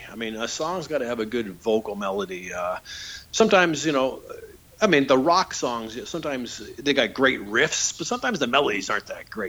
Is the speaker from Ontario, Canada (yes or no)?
yes; Niagara Falls, Ontario, Canada; It's funny because when I growing up in Niagara Falls, when I was in grade 7 and 8, I had to switch to a Catholic school just because where we moved